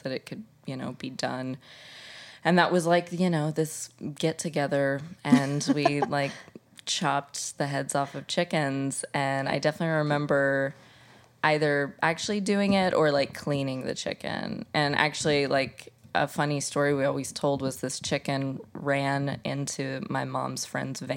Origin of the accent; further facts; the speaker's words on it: Indiana, United States; moved away as an adult; now in New York, United States; I am from Indiana. A tiny cornfield in the Midwest